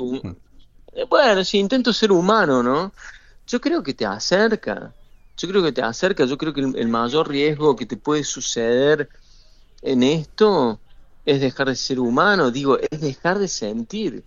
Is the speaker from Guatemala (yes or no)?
no; Argentina; como argentino que he vivido siempre muy cerca el fútbol como un hecho totalitario y devastador, como sucede en mi país